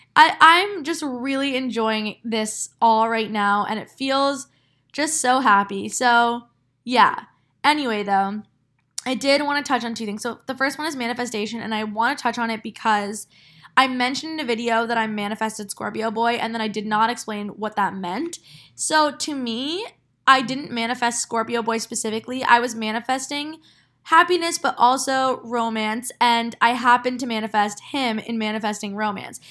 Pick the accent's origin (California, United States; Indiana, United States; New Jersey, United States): New Jersey, United States; moved away as an adult; now in New York City, United States; my hometown